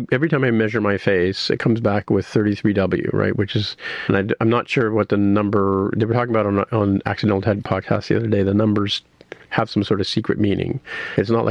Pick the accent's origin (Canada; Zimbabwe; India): Canada; being Canadian